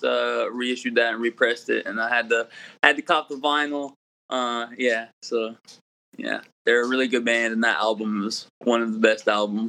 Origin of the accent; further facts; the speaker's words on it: Columbia, South Carolina, United States; We're from Columbia, South Carolina, but, you know, South Carolina, North Carolina, the Carolinas